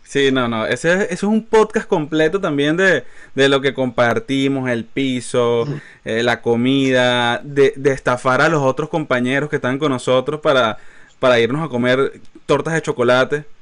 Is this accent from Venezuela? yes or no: yes; Maracay, Aragua, Venezuela; now in United States; somos de Maracay, somos de Maracay, Venezuela